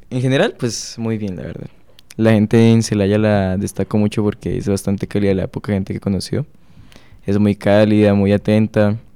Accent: Tunja, Boyacá, Colombia; moved away as an adult; now in Mexico; Vengo de Tunja.

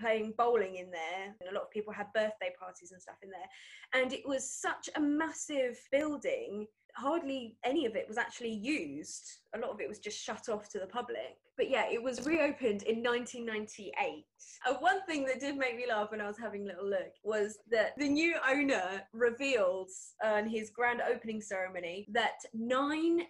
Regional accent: Southend-on-Sea, East of England, United Kingdom; in my hometown

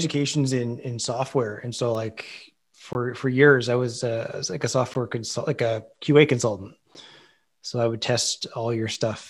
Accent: Ottawa, Ontario, Canada; also born or lived in Toronto / Tampa; I grew up in Ottawa. So I mean, I always seem to find my way back here. I did, after Toronto, I went to, it's been Tampa for about a year.

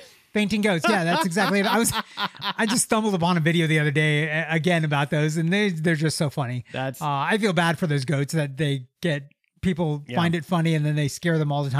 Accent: Lexington, Kentucky, United States; Shout out, because they're from Lexington, Kentucky

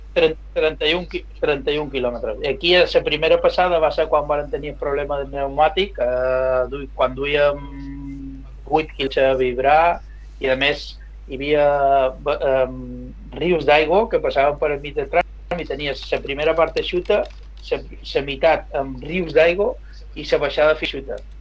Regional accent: Mallorca, Balearic Islands, Spain; som d'aquí de Mallorca, vaig nascut aquí

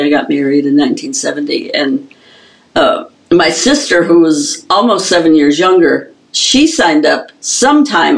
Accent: upper Michigan, United States; we had a drum and bugle corps in my hometown, and this was a very small hometown in upper Michigan

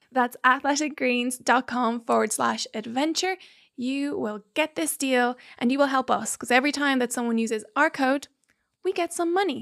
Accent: Dublin, Leinster, Ireland; moved away; also born or lived in Mexico City / New York / London; I, I was born in Mexico City. I then was raised in, in Dublin

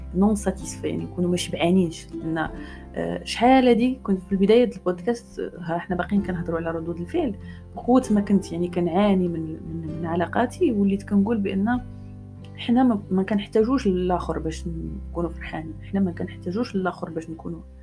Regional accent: Morocco; انا مرا مغربيه

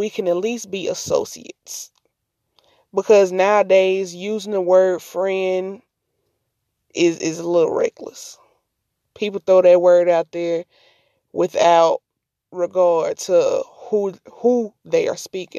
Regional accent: Mississippi, United States; I'm from Mississippi

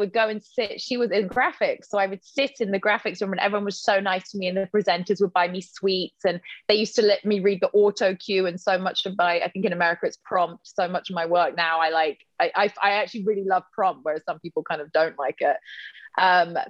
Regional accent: Oxford, South East England, United Kingdom; I was born in Oxford. I grew up in Oxford

